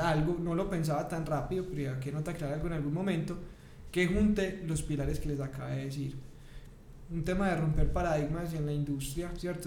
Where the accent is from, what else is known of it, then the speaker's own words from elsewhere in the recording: Paisa, Antioquia, Colombia; also born or lived in Bogotá; como buen paisa, primíparo